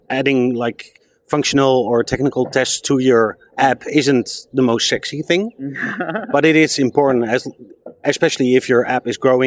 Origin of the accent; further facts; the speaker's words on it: Netherlands; I come from Holland